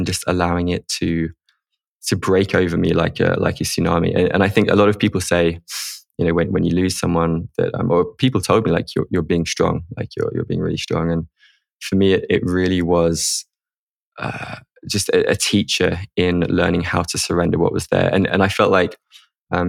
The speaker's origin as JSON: {"language": "English", "region": "England", "country": "United Kingdom", "tie": "born or raised there", "also_born_or_lived": "Spain", "moved": "yes", "said": "growing up in England as a guy"}